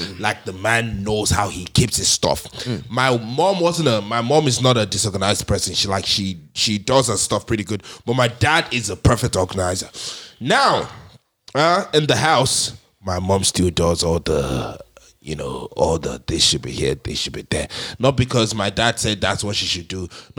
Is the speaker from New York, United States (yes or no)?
yes; Bronx, New York, United States; I grew up in the Bronx.